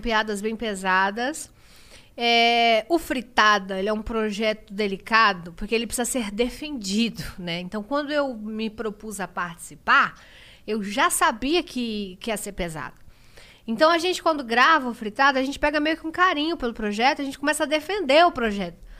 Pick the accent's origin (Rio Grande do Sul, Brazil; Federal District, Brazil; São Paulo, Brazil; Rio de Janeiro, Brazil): São Paulo, Brazil; Diadema; Eu nasci em Diadema, eu venho da comunidade. Eu trabalhava num mercadinho.